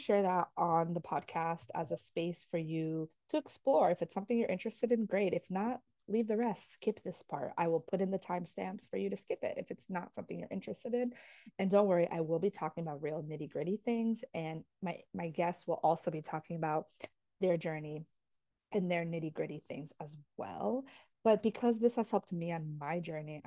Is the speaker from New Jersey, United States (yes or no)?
yes; New Jersey, United States; also born or lived in Paraguay (ancestry) / New York City; now in Florida, United States; I grew up in New Jersey, Jersey girl forever.